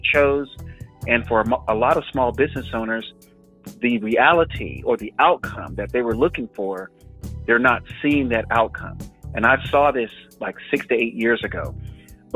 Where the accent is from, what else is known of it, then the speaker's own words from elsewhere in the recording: the South, United States; now in Northern California, United States; I'm from the South